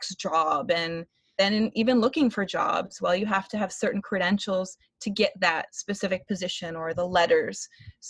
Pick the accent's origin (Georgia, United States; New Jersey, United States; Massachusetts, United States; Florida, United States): Florida, United States; moved away as an adult; born and raised in Florida, which I actually just relocated back a month ago.